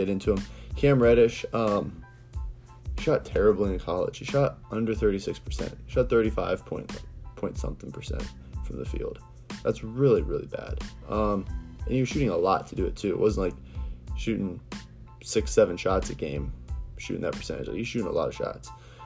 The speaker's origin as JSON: {"language": "English", "region": "Ohio", "country": "United States", "said": "I'm from Ohio"}